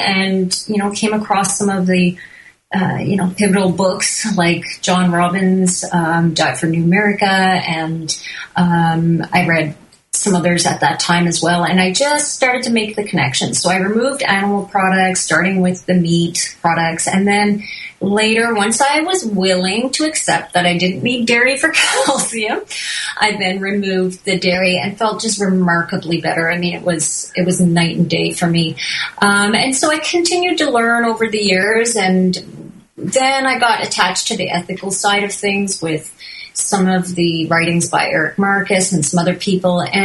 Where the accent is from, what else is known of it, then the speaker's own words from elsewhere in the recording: Newfoundland and Labrador, Canada; moved away as an adult; now in British Columbia, Canada; We grew up on the East Coast of Canada, as far east as you can go in Newfoundland